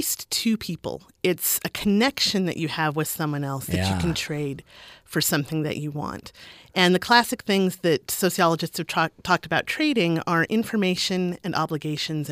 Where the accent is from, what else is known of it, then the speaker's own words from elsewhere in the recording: Boise, Idaho, United States; also born or lived in Ohio; now in Utah, United States; I grew up in Boise, Idaho